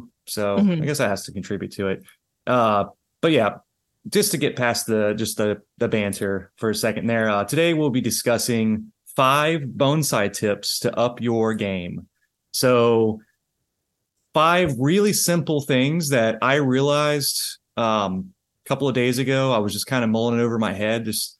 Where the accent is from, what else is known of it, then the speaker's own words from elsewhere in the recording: the South, United States; accent: Southern; That's no, my southern accent.